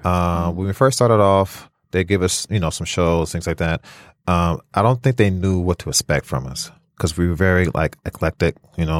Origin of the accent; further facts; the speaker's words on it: California, United States; also born or lived in Flint, Michigan; now in Detroit, United States; I'm originally from California